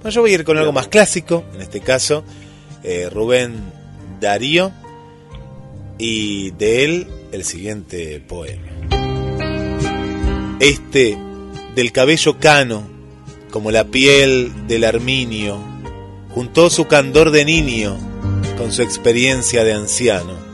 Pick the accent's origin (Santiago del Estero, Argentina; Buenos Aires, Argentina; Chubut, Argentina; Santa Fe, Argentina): Buenos Aires, Argentina; born there; Yo nací en Capital Federal